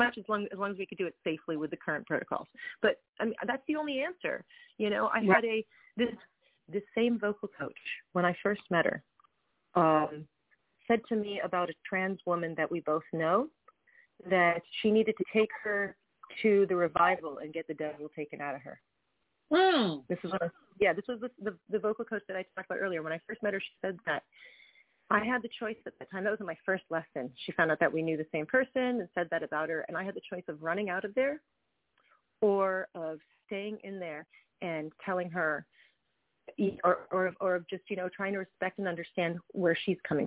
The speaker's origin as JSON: {"language": "English", "region": "Tennessee", "country": "United States", "tie": "born or raised there", "moved": "yes", "lives_now": "New York, United States", "said": "Growing up in Tennessee, I grew up around people who were very different than me"}